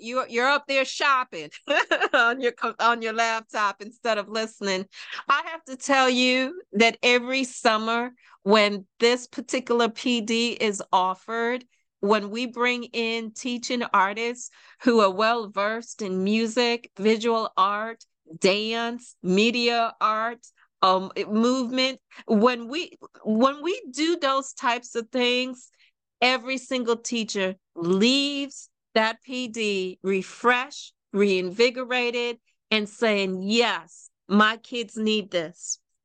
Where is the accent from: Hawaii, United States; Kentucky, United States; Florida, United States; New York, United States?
New York, United States; New York City; as a young girl growing up in Brooklyn, New York